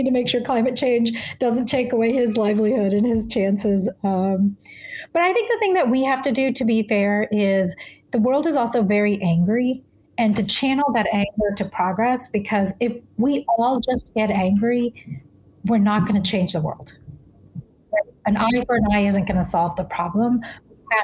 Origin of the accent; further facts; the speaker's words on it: the South, United States; I grew up in the South where it was very clear where I stood and people were very clear about it.